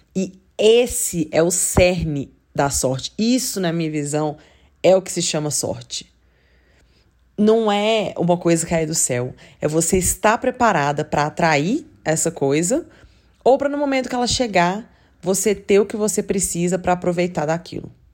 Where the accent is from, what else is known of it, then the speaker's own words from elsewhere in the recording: Belo Horizonte, Minas Gerais, Brazil; Eu sou de Belo Horizonte, eu nunca morei numa cidade que, sei lá, fosse forte por isso